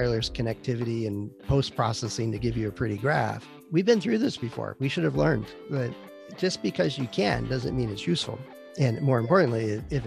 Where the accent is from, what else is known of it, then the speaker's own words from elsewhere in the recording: Green Bay, Wisconsin, United States; also born or lived in Vancouver, Washington; now in San Francisco Bay Area, United States; I grew up in the Midwest, back where we had four seasons, and Green Bay, Wisconsin is known for having a football team on occasion. So that's where I grew up